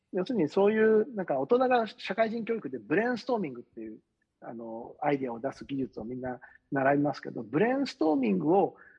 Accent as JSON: {"language": "Japanese", "region": "Osaka", "country": "Japan", "tie": "born or raised there", "said": "私自分のふるさと"}